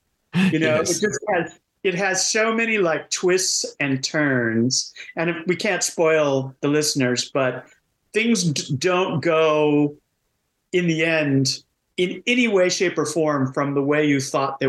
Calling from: Seattle, Washington, United States; I'm greeting from Seattle.

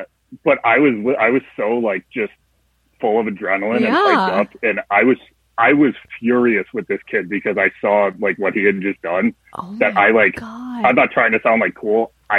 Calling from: Buffalo, New York, United States; Bright and sunny, tropical Buffalo, New York.

